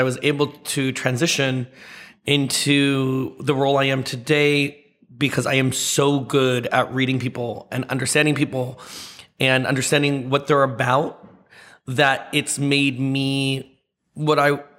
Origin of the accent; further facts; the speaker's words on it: the Valley, California, United States; also born or lived in Seattle; I grew up in the Valley